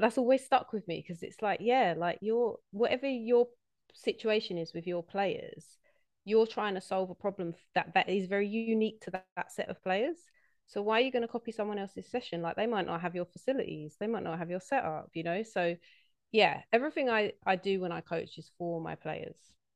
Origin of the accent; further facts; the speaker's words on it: London, United Kingdom; I'm from South East London